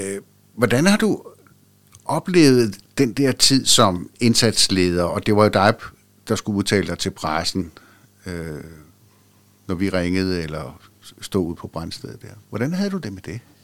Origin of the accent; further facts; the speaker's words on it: Nykøbing Sjælland, Zealand, Denmark; moved away; i Nykøbing Sjælland, hvor jeg voksede op